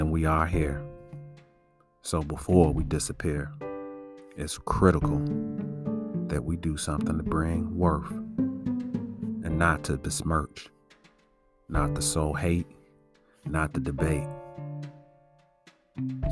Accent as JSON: {"language": "English", "town": "Chicago", "region": "Illinois", "country": "United States", "tie": "born or raised there", "said": "growing up in Chicago watching Channel 11 WTTW"}